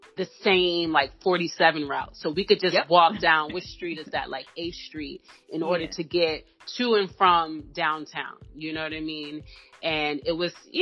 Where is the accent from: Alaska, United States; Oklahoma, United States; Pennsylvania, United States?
Pennsylvania, United States; Philadelphia; where we grew up in North Philadelphia